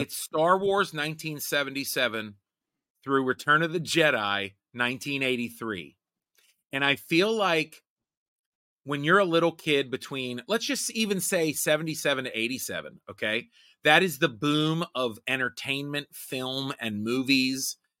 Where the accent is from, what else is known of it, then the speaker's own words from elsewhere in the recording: Rust Belt, United States; I grew up in the Rust Belt, poor